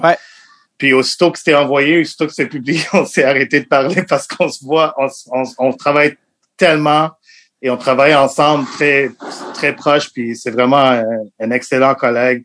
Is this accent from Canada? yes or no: yes; Montreal, Quebec, Canada; French is a second language; Je viens de Montréal. Je suis né à Montréal